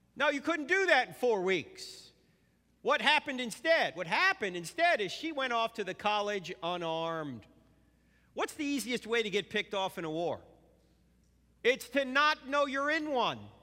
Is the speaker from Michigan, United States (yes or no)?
no; New Jersey, United States; moved away; I'm originally from New Jersey